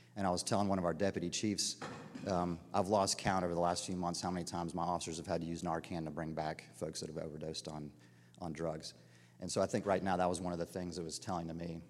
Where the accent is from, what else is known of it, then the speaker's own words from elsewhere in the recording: Dunwoody, Georgia, United States; moved away as an adult; I grew up in Dunwoody, Georgia, middle class